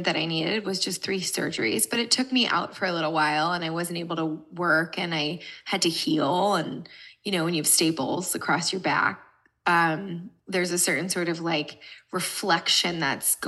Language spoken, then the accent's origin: English; United States; moved away as an adult; also born or lived in Brooklyn, New York / New Jersey; now in Los Angeles, United States; I live in Los Angeles, California, but I grew up in New Jersey and New York City. So I'm originally an East Coaster